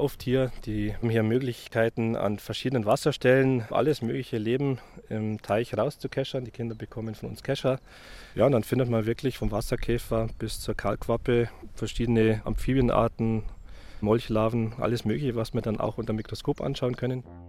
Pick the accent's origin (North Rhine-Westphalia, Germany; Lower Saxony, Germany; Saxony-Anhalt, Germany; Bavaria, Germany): Bavaria, Germany; Wolfratshausen; also born or lived in Landshut / Weihenstephan; ich bin in Wolfratshausen aufgewachsen, war dann in Landshut auf der Fachoberschule, habe dann in Weinstefan studiert